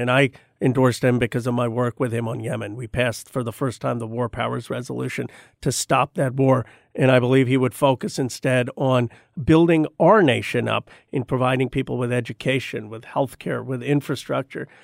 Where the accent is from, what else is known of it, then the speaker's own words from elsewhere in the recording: Bucks County, Pennsylvania, United States; moved away; also born or lived in Philadelphia, Pennsylvania; I grew up in Bucks County, Pennsylvania